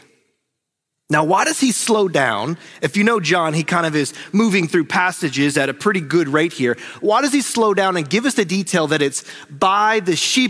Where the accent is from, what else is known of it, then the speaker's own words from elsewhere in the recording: North Carolina, United States; I'm from North Carolina